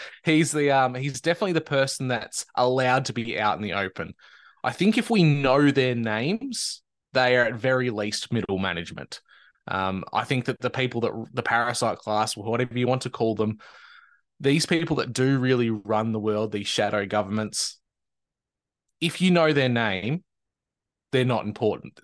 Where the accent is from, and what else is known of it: Australia